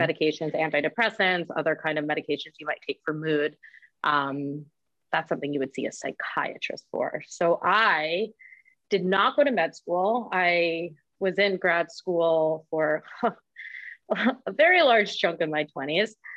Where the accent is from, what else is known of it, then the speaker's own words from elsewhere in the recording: Westchester County, New York, United States; I'm a bit north of the city, Westchester County